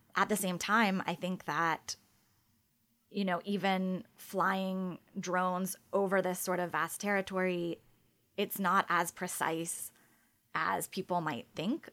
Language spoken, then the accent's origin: English; United States; as an American who's reported in other countries